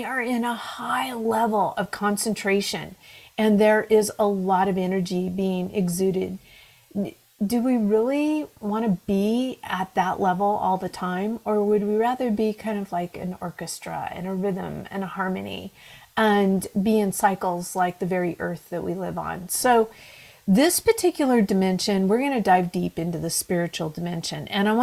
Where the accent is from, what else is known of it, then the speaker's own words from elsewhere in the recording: Pacific Northwest, United States; born and raised in the Pacific Northwest, that's me